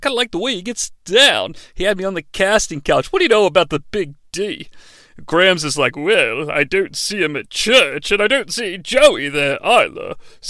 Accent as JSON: {"language": "English", "town": "Detroit", "region": "Michigan", "country": "United States", "said": "I'm from Detroit."}